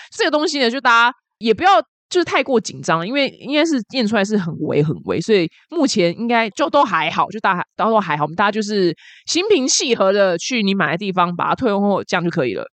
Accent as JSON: {"language": "Chinese", "country": "Taiwan", "said": "然后我们台湾人中乐透得奖的就是，然后就死都不会出来讲是谁中乐透"}